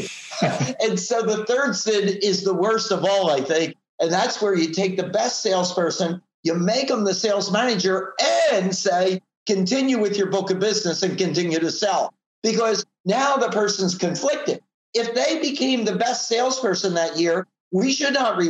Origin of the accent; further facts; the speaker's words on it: Philadelphia, Pennsylvania, United States; moved away as an adult; now in Southern California, United States; I live in Southern California, but I grew up in the Philadelphia, Pennsylvania area